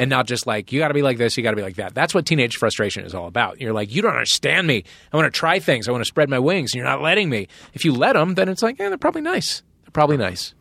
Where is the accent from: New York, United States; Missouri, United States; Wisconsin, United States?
Missouri, United States; St. Louis; moved away; my hometown of Saint Louis